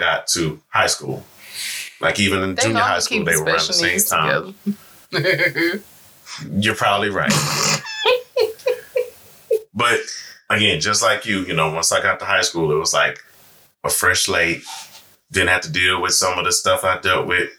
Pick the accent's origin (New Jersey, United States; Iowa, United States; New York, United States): New York, United States; New York City; I grew up around on the same block of Hart Street when I grew up in Brooklyn